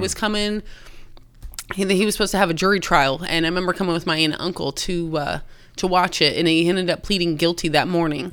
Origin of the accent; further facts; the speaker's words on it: Austin, Indiana, United States; born and raised in Austin